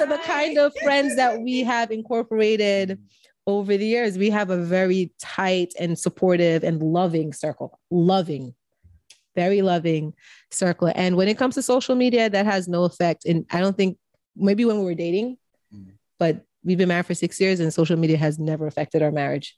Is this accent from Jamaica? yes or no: yes; Jamaica; Being Jamaican